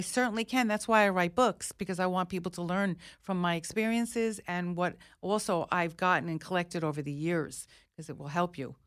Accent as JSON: {"language": "English", "country": "United States", "said": "I'm an American, a very proud American."}